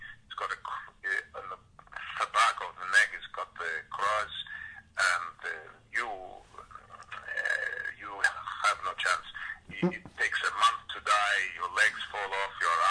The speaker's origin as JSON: {"language": "English", "country": "South Africa", "tie": "born or raised there", "said": "I grew up in Africa."}